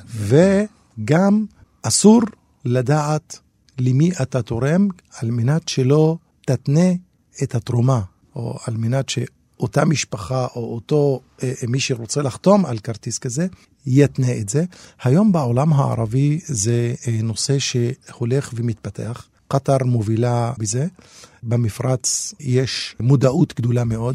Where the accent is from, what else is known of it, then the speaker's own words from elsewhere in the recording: Israel; אני כאזרח ערבי